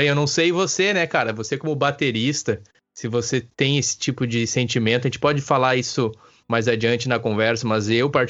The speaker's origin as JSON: {"language": "Portuguese", "country": "Brazil", "said": "E nós, como brasileiros, digamos assim, posso falar por mim e por ti, amamos futebol, né?"}